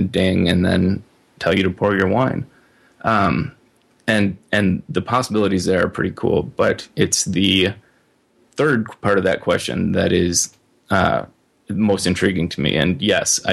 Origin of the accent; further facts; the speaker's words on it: Midwest, United States; also born or lived in Minnesota; I'm a Midwesterner, and I kind of plan to always be a Midwesterner